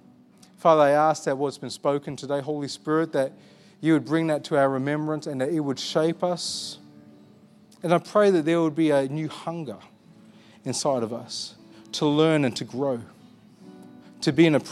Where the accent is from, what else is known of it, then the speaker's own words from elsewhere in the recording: Armidale, New South Wales, Australia; I look like this. I grew up in Armidale.